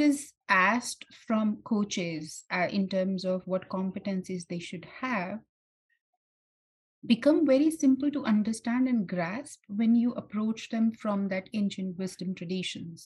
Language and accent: English; India; I'm born and brought up in India